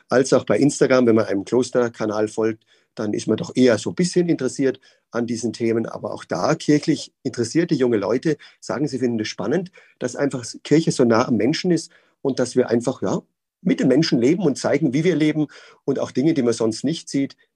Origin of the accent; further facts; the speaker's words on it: Würzburg, Bavaria, Germany; Ich bin gebürtiger Würzburger, bin ähm, aufgewachsen als, ähm, ja, als Oberministrant in der Pfarrei